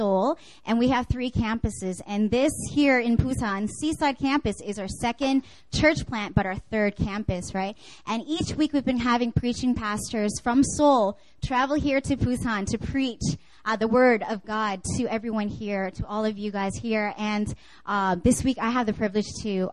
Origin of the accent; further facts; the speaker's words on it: Canada; moved away; I grew up actually in Canada